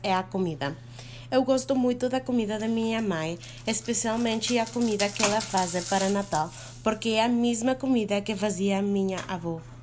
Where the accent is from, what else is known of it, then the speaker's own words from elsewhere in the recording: Mexico; moved away; quando eu era criança, eu morei no México durante muito tempo